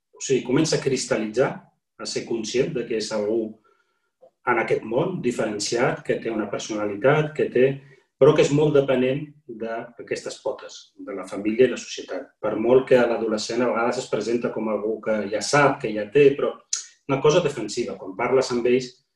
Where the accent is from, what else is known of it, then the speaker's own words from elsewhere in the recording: Morocco; also born or lived in Catalonia; now in Spain; com a marroquí, musulmà, emigrat